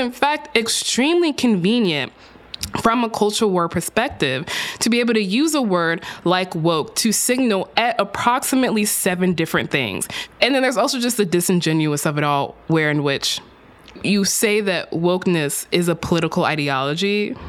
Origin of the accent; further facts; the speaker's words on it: Texas, United States; In my home state of Texas